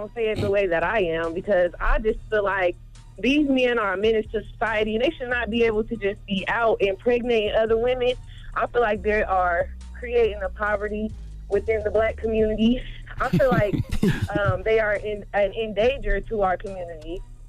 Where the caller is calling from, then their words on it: Indianapolis, Indiana, United States; I'm from the West Side, Indianapolis.